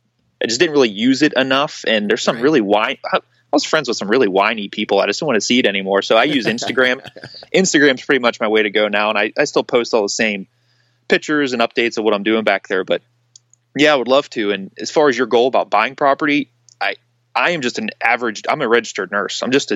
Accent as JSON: {"language": "English", "region": "Pennsylvania", "country": "United States", "tie": "born or raised there", "said": "hunting this hilly terrain from where I grew up in Pennsylvania that was postage stamp flat."}